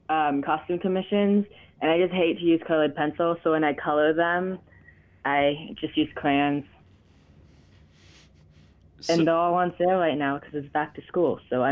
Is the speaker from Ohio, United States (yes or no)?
yes; Ohio, United States; born there; Yeah, I was born in Ohio.